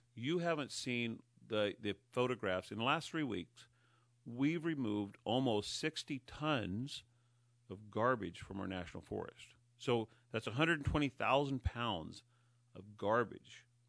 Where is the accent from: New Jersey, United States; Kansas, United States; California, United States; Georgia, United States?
California, United States; Humboldt County; moved away as an adult; now in Mendocino County, United States; I was raised in Humboldt County, so that's the county to the north of us